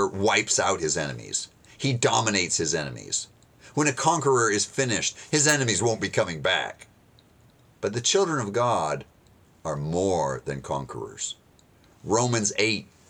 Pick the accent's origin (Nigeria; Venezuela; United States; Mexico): United States; being an American